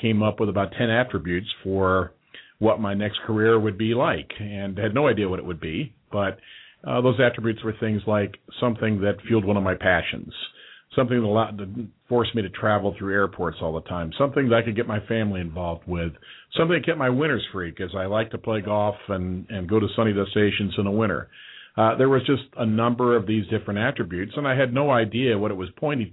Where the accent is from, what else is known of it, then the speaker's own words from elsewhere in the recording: Indiana, United States; now in Northern Kentucky, United States; not a Kentucky native, born Indiana. And bred in Indiana